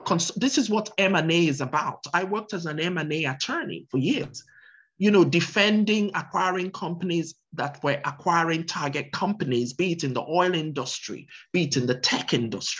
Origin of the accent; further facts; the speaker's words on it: Nigeria; now in United States; I'm also a US citizen, of course, uh-huh. besides being a Nigerian citizen, but I've lived here forever.